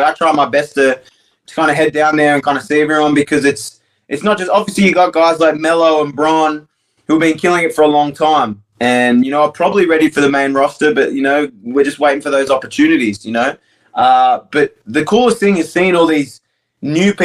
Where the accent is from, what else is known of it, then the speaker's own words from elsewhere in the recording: Australia; moved away; I'm as Australian as it comes